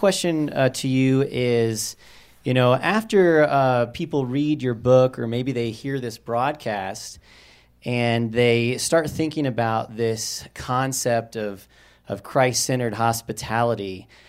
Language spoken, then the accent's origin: English; Tampa, Florida, United States; now in Falcon, United States; I'm originally from Tampa, Florida, but I live in Falcon, Colorado now.